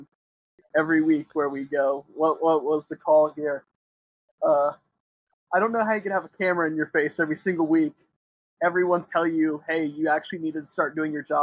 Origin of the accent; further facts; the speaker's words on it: Columbus, Ohio, United States; my hometown Columbus